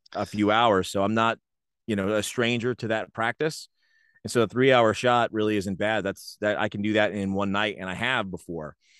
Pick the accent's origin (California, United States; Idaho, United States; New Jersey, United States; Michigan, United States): New Jersey, United States; Rahway; I grew up in Rahway